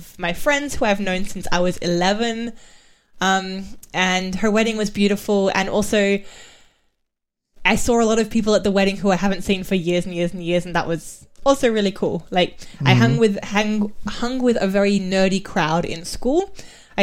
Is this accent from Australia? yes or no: yes; Western Australia, Australia; now in England; on my side of the country, so I'm from the West